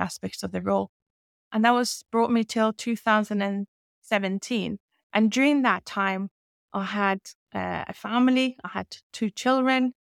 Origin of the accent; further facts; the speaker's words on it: Iran; English is a second language; moved away as an adult; now in United Kingdom; I was born in Iran and raised in Iran, um, and I lived there till I was twenty-one